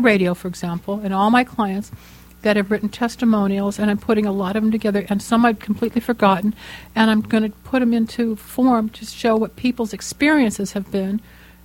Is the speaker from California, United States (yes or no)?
yes; Los Angeles, California, United States; I grew up here in Los Angeles